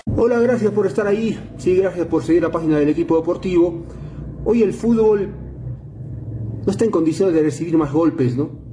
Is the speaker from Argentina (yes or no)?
no; Bolivia